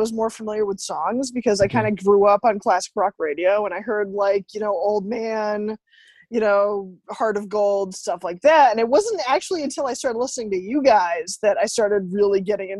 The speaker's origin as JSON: {"language": "English", "region": "New Hampshire", "country": "United States", "said": "Yeah, I'm a local from New Hampshire."}